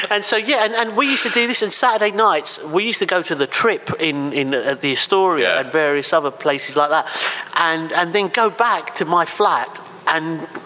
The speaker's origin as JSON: {"language": "English", "region": "England", "country": "United Kingdom", "said": "well, actually, England is my home country. How dare you ask me that?"}